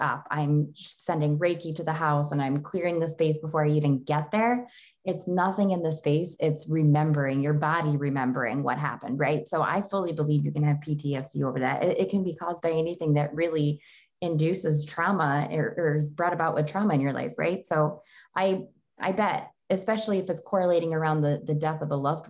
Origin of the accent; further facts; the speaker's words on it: Genesee County, Western New York, United States; moved away; I'm from Genesee County in upstate New York. So I'm from more like Western New York.